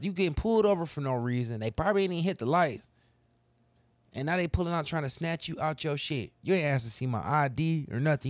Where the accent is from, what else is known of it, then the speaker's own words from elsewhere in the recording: United States; being an American